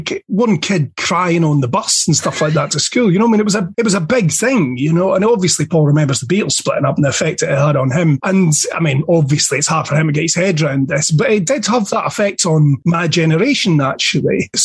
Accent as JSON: {"language": "English", "town": "Dundee", "region": "Scotland", "country": "United Kingdom", "tie": "born or raised there", "said": "I grew up in Dundee in Scotland, and I was a punk rock nutter"}